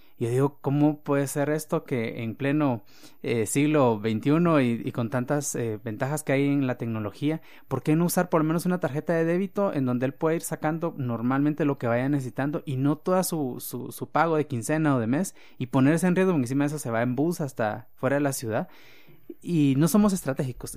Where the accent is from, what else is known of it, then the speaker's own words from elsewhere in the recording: Guatemala; como guatemaltecos y latinoamericanos